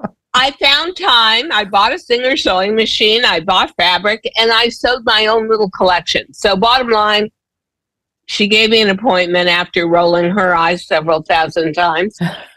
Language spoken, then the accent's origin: English; Los Angeles, California, United States; I grew up in Los Angeles. I grew up in Holmby Hills, which is sort of the poor man's Beverly Hills.